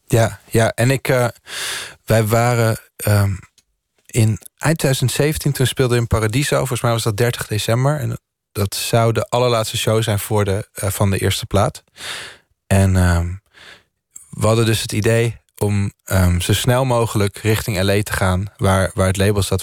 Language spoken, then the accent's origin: Dutch; Landelsbygda, near Lillehammer, Innlandet, Norway; now in Netherlands; het dorpje waar ik opgroeide was... daar wonen volgens mij 50 of 60 mensen